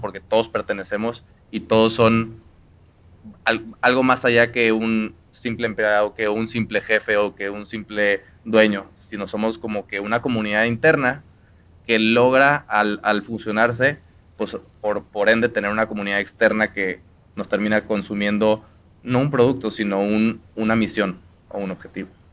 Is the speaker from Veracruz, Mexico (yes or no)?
yes; Xalapa, Veracruz, Mexico; yo soy de Jalapa, Veracruz